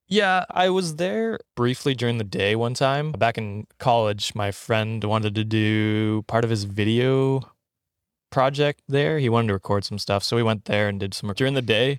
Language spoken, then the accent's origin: English; Canada; moved away as an adult; now in Ottawa, Canada; I grew up in the woods